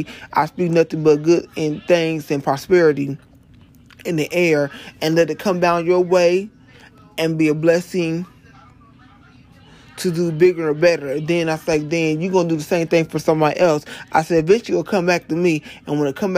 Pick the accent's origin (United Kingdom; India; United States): United States; Ohio; moved away; When I moved back here to my home state of Ohio